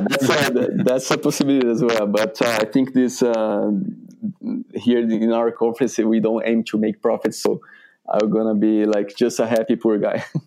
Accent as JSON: {"language": "English", "country": "Brazil", "moved": "as an adult", "lives_now": "United States", "said": "I'm coming from Brazil"}